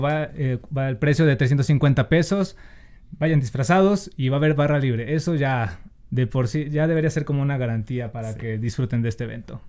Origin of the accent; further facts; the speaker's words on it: Monterrey, Nuevo León, Mexico; accent: regio; moved away; No sé si han notado en mi acento, pero hablo medio regio